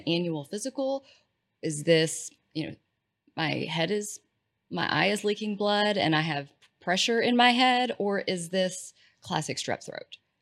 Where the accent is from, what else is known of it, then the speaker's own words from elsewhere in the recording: East Texas, United States; I'm from East Texas